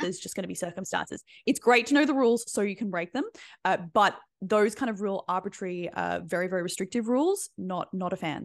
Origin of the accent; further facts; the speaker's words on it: Australia; being Australian